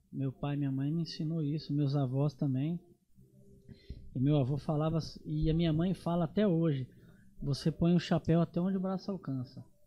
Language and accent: Portuguese; Nova Andradina, Mato Grosso do Sul, Brazil; also born or lived in São Paulo / Campo Grande; Sou daqui, nasci em Nova Andradina.